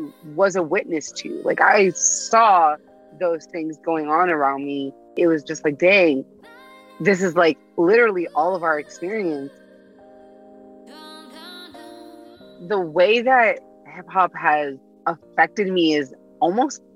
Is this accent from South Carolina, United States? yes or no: no; New York City, New York, United States; also born or lived in Manhattan / Long Island; I was born in Manhattan. Raised between Long Island and Queens, I spent a majority of my adulthood in basically all five boroughs